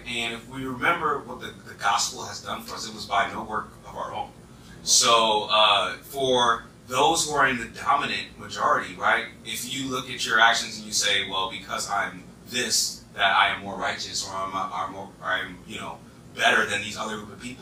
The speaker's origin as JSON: {"language": "English", "region": "East Coast", "country": "United States", "accent": "East Coast", "said": "my East Coast accent"}